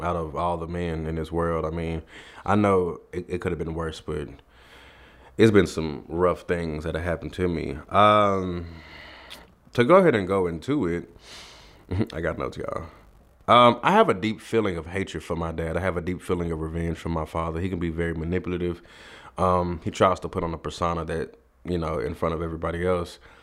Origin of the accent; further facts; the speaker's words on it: Dallas, Texas, United States; me and my mom, we come from Oak Cliff in Dallas, Texas.